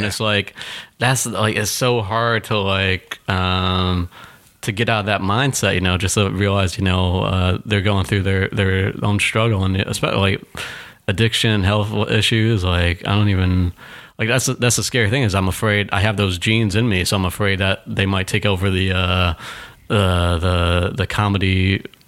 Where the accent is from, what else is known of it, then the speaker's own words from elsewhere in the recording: Chicopee, Massachusetts, United States; also born or lived in Springfield, Massachusetts; now in New York, United States; we grew up in Chicopee, Massachusetts, um, like an hour and a half away from Boston